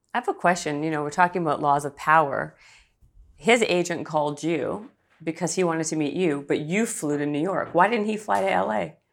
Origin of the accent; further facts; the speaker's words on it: Canada; I'm Canadian